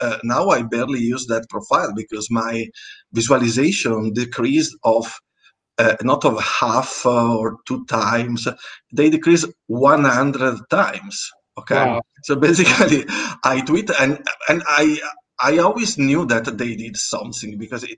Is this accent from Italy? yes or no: yes; Italy; first language Italian; English is a second language; Italian is my first language